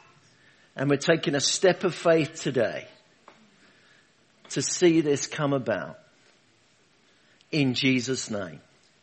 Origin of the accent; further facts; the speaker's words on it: London, United Kingdom; now in Rugby, United Kingdom; Originally, I'm from London, Hackney. Is where I was born, under the sound of Bow Bells